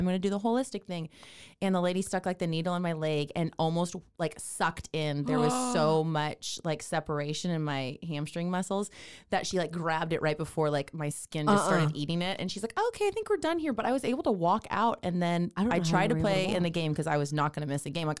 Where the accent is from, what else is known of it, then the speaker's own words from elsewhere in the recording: California, United States; now in Waco, United States; I'm from California